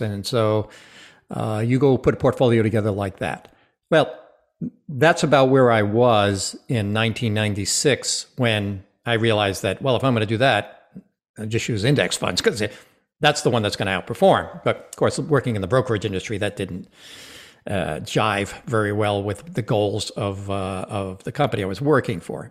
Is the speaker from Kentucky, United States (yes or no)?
no; Rhode Island, United States; I am, was born and raised in Rhode Island